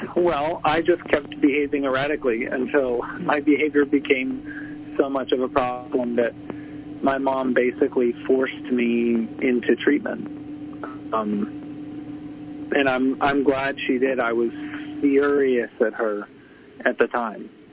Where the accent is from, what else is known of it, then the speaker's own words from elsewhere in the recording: Tampa, Florida, United States; I grew up in Tampa, Florida